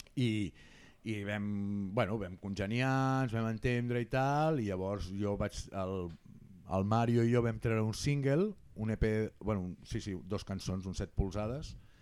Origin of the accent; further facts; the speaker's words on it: Barcelona, Catalonia, Spain; jo sóc del Guinardó